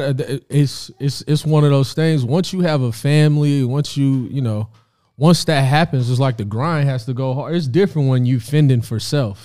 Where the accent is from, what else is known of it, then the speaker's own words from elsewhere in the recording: Indianapolis, Indiana, United States; moved away as an adult; also born or lived in Rantoul, Illinois; now in Los Angeles, United States; I moved to Indianapolis when I was three years old.